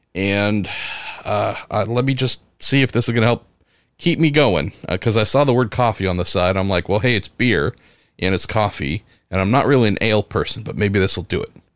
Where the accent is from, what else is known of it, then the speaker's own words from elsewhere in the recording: San Francisco, California, United States; my hometown, home area, San Francisco